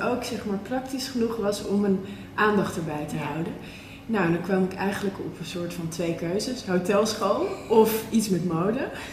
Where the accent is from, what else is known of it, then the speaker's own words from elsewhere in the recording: West Friesland, North Holland, Netherlands; de mentaliteit in West-Friesland, waar ik ben opgegroeid